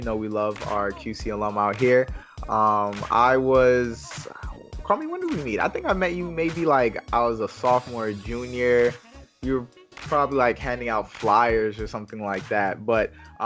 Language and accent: English; Haiti; I'm Haitian over here.